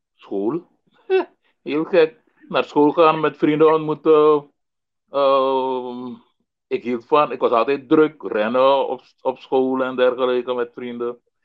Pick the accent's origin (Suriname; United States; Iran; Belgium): Suriname; Paramaribo, Paramaribo District; ik eh, ben in eh, Paramaribo geboren, eh, uh, 1961. En uh, grotendeels opgegroeid op welgelegen kwatten